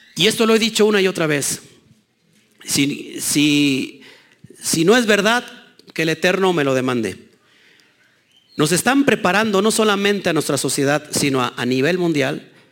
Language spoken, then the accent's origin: Spanish; Mexico; los mexicanos